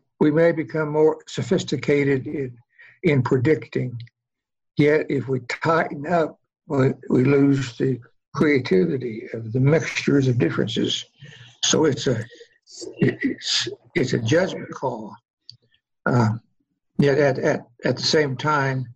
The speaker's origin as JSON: {"language": "English", "region": "Oklahoma", "country": "United States", "said": "I come from Oklahoma, actually, land of the red men, red here, Indian"}